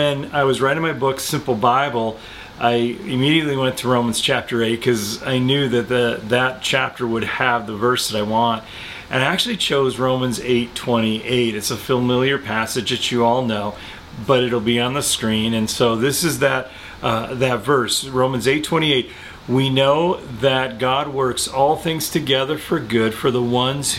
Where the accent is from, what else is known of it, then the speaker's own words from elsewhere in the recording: Chicago, Illinois, United States; We're from Chicago